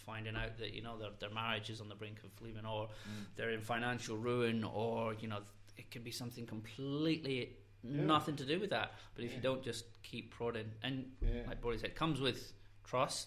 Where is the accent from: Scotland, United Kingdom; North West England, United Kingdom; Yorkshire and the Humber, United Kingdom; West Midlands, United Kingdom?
Scotland, United Kingdom; moved away; we're both from Scotland, so we didn't have any grandparents